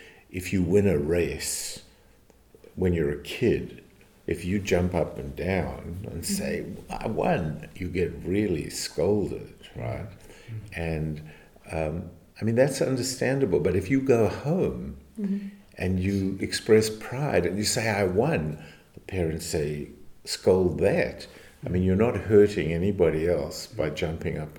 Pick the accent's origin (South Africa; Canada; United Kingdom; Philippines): South Africa; moved away; also born or lived in United States; I come from South Africa, which was more British in my upbringing